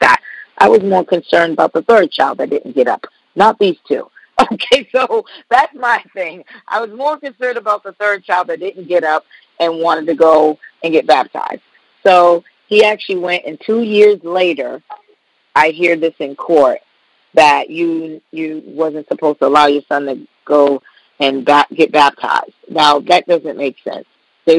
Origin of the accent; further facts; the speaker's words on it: Boston, Massachusetts, United States; moved away as an adult; now in Indiana, United States; I'm from Boston, so I moved to Indiana